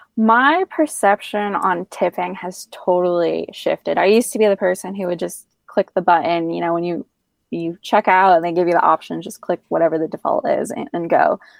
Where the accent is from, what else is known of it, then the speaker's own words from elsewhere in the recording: Northeast, United States; also born or lived in Middle East / Washington, District of Columbia, United States; now in Asheville, United States; being from the Northeast originally